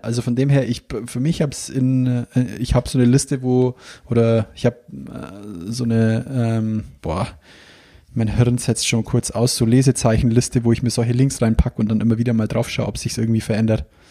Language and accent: German; Bavaria, Germany; wie bei uns daheim